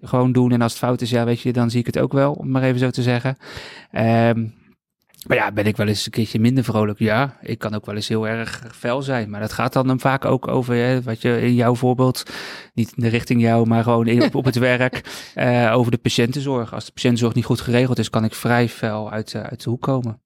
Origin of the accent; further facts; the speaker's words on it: Rotterdam, South Holland, Netherlands; ik woon al heel mijn leven in Rotterdam